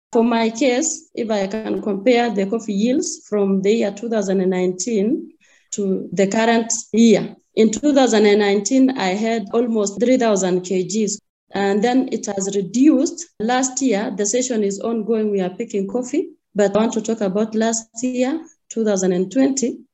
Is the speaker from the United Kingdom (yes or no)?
no; Kericho, Kericho County, Kenya; I come from Kericho, Kenya, that is Africa